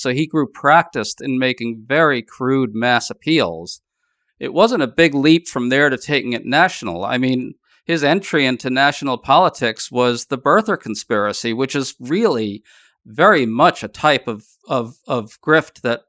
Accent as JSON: {"language": "English", "town": "New York City", "region": "New York", "country": "United States", "tie": "born or raised there", "said": "I grew up in New York City, and my grandparents actually lived right near Jamaica Estates in Queens, which is where Trump grew up."}